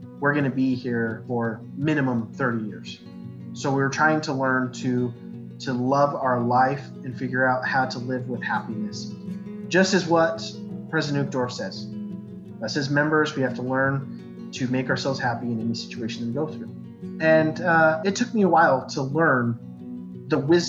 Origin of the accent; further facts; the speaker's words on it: Riverton, Utah, United States; also born or lived in Pocatello, Idaho / Salt Lake City, Utah; born in Pocatello, Idaho, moved to Salt Lake City when I was 5 or 6. Then after that, I grew up in Riverton for pretty much my entire life